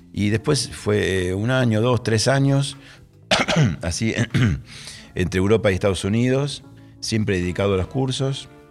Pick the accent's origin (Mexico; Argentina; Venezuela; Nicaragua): Argentina; Rosario, Santa Fe; soy argentino